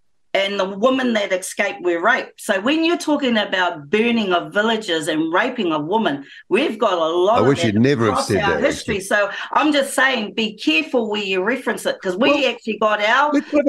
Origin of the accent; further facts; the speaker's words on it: Parihaka, Taranaki, New Zealand; I come from Pariaka